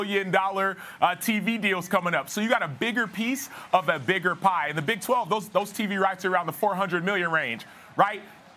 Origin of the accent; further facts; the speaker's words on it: Dallas, Texas, United States; I grew up in Dallas.